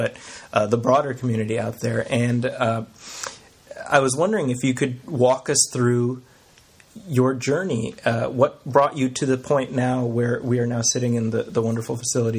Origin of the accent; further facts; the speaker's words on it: Chicago, Illinois, United States; Chicago, my hometown